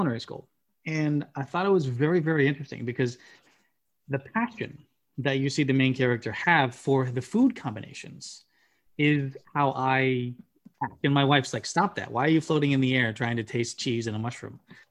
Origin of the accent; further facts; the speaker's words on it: United States; As an American, I grew up on artificial cheese flavor